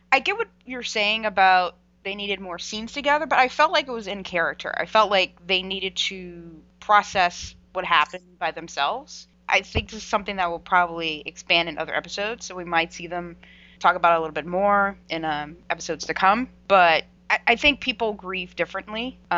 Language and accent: English; United States; We're American.